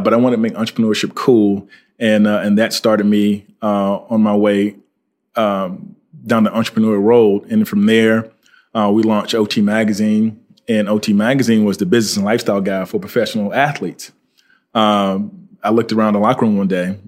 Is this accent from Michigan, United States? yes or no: no; Fort Pierce, Florida, United States; I'm from Florida. Uh, went to high school at uh, Fort Pierce Westwood High School